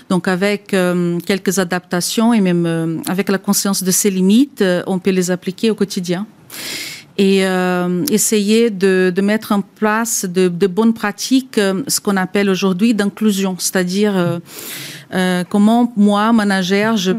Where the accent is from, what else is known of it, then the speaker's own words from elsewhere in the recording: Brazil; French is a second language; moved away as an adult; now in France; je suis moi-même brésilienne d'origine. Je suis en France depuis 20 ans, donc je suis française à présent